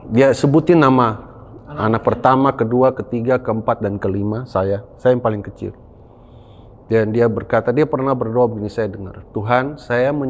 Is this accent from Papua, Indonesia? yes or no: yes; Papua, Indonesia; also born or lived in Malang; Ya karena memang saya lahir besar di Papua dan ingin melayani di Papua. Selesai saya pendidikan di Malang